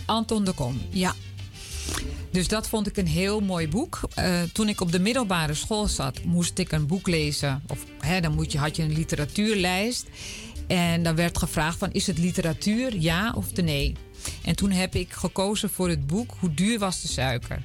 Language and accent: Dutch; Amsterdam, North Holland, Netherlands; ik ben in Amsterdam opgegroeid